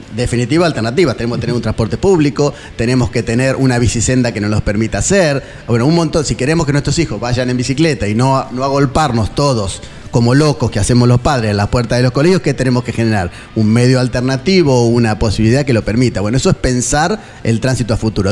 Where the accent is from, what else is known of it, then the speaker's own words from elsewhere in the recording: Nueve de Julio, Argentina; somos de la provincia y somos también de Nueve de Julio